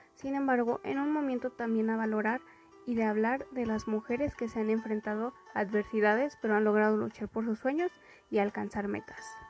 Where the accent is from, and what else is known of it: Mexico